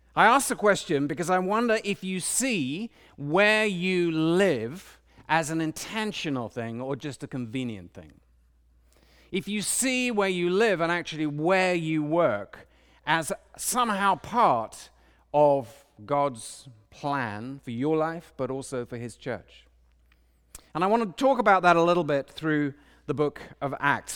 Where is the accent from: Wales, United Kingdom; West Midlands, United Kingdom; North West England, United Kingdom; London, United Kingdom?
London, United Kingdom; now in Washington, D.C., United States; I grew up in London, a big city